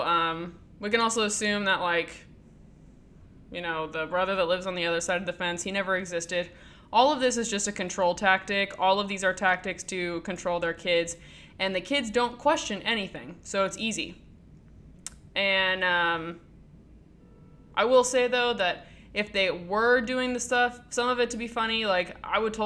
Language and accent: English; United States; growing up in America